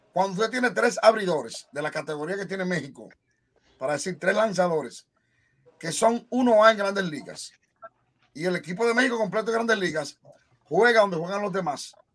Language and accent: Spanish; Dominican Republic; en nuestro país, en mi país